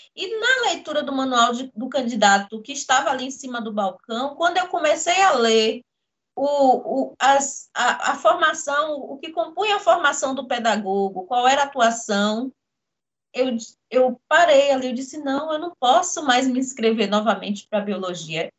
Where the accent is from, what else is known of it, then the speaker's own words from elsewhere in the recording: Jequié, Bahia, Brazil; nascida no interior da Bahia, em Jequié